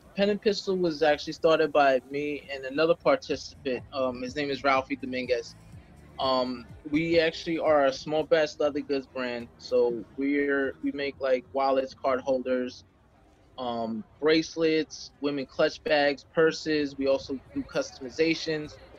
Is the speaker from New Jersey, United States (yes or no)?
yes; Jersey City, New Jersey, United States; I was born and raised in Jersey City, New Jersey